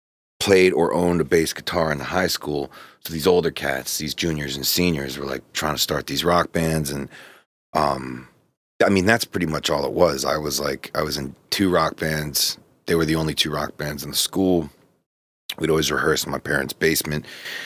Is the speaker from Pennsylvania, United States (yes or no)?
yes; Pittsburgh, Pennsylvania, United States; I say I grew up in Pittsburgh.